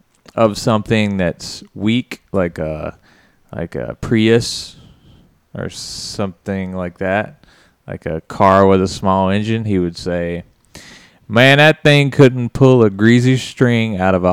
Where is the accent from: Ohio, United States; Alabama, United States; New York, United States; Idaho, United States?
Alabama, United States; Mobile; From Mobile, Alabama.